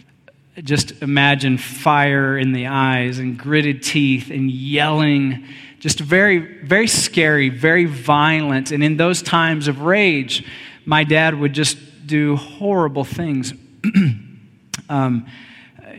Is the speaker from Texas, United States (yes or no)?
yes; Texas, United States; I grew up in Texas